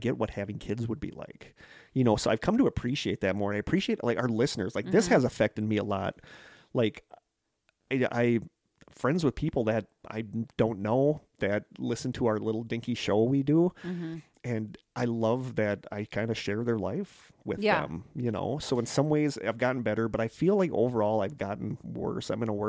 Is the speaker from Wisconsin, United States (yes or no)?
yes; Wisconsin, United States; she said, you have to be from Wisconsin or Minnesota because you're so nice. And they're like, yeah, we're from Wisconsin.